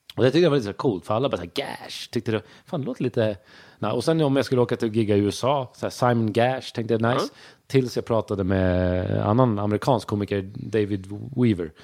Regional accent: Sweden; jag är uppväxt i Sverige. Jag, jag, känner inte att jag har så mycket brytning så här

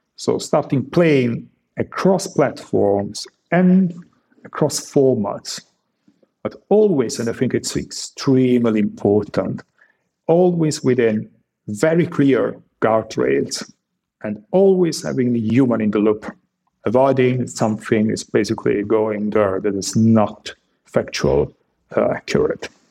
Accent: Italy; now in Germany; I was born in Italy

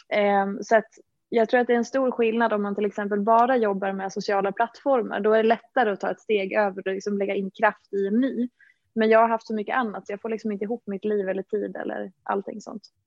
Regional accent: Dalarna County, Sweden; moved away as an adult; now in Stockholm, Sweden; Och jag är från Dalarna från början, har bott i Stockholm ja, i väldigt många år nu, sedan 2009

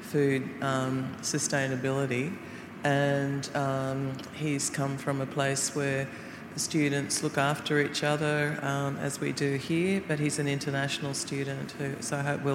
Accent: Snowy Mountains, New South Wales, Australia; I'm Ngarrigu from the Snowy Mountains in southeastern Australia.

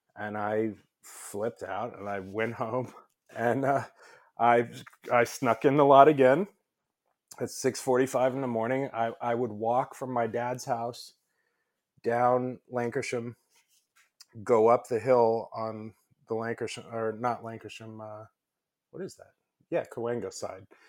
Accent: Los Angeles, California, United States; I grew up in Los Angeles.

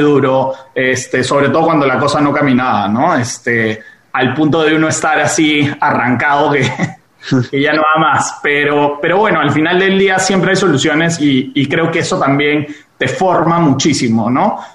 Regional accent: Peru; yo siendo peruano

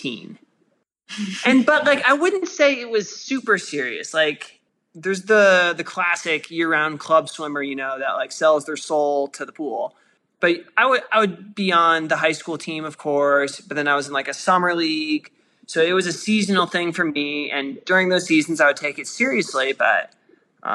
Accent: suburb outside of Boulder, Colorado, United States; I grew up in Colorado, like a suburb outside of Boulder

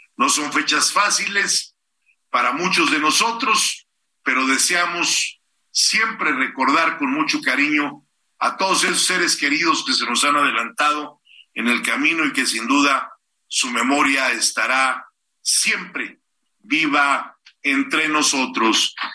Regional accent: Mexico; Soy orgullosamente mexicano y quiero mucho a mi país

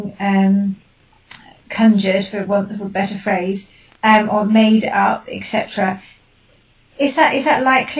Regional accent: United Kingdom; being British

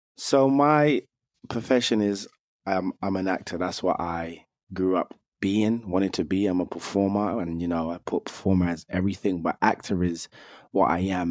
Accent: London, United Kingdom; I grew up in London. I'm from Northwest London, where I was born and raised

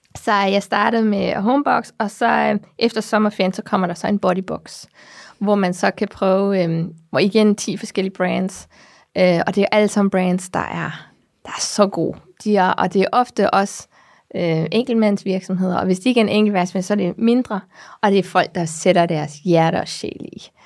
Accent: Namibia; moved away; jeg kommer fra Namibia, som jeg sagde der i starten, og det er solskinslandet

